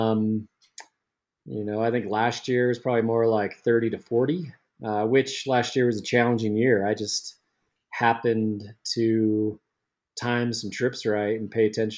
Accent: Salt Lake City, Utah, United States; growing up in Salt Lake City, Utah

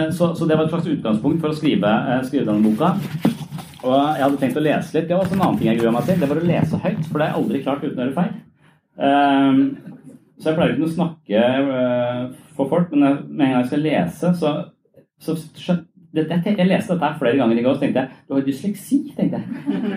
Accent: Tønsberg, Vestfold, Norway; moved away; jeg er fra Tønsberg

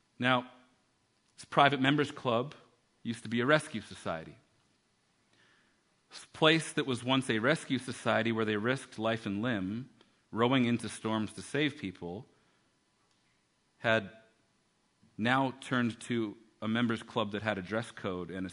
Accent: Canada; we're from Canada

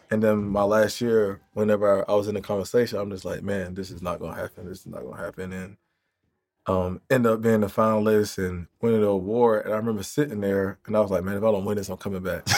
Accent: Jacksonville, Florida, United States; I grew up in Jacksonville

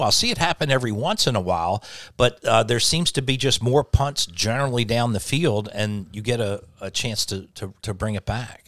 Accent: Delaware, United States; grew up in Delaware

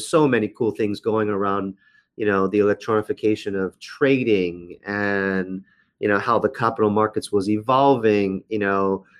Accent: Washington, District of Columbia, United States; So I've been in the United States since about four. I grew up in Washington area. I went to school in the Washington area. Went to university in the Washington area, American University.

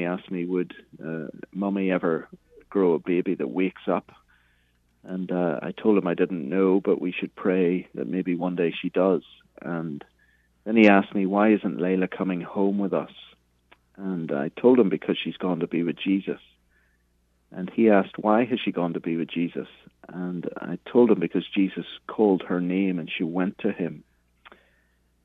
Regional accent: Belfast, Northern Ireland, United Kingdom; moved away as an adult; also born or lived in Cambridge, England; now in United States; I'm from Belfast, Northern Ireland, originally, as you can hear from the accent.

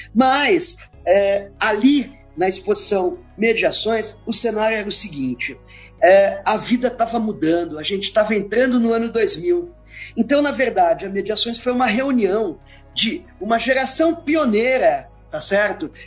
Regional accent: Brazil; nos tratou como brasileiros, latino-americanos mesmo

